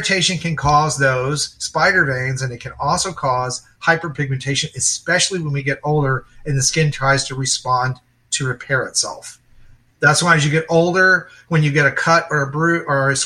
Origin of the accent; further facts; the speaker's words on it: Dallas, Texas, United States; I grew up in Texas. You know, I grew up in Dallas, so it's sunny and hot most of the year